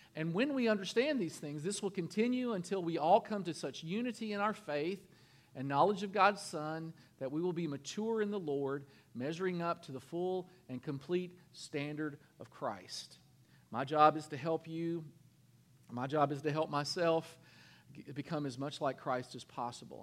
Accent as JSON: {"language": "English", "region": "Kentucky", "country": "United States", "said": "I'm from Kentucky."}